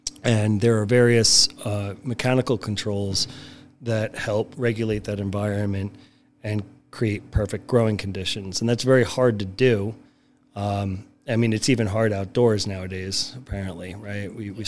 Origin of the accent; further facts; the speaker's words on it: New York City, New York, United States; now in Milwaukee, United States; I'm born and raised in New York for about half that time. So about 20 years was New York City between Manhattan and Brooklyn.